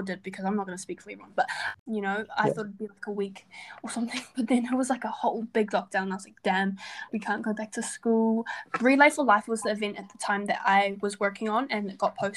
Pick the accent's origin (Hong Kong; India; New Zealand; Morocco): New Zealand; Porirua, Wellington; I was born in Kenepuru Hospital in Porirua. So I'm from Wellington, Porirua.